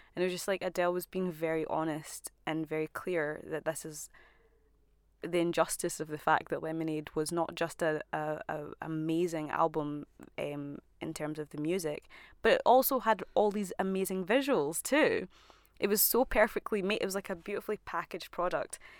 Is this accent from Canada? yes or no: no; Scotland, United Kingdom; as a Scottish black woman